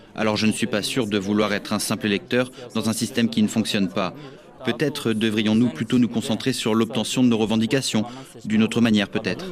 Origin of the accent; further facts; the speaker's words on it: Diyarbakır Province, Turkey; je suis né et j'ai grandi à Diyarbakir.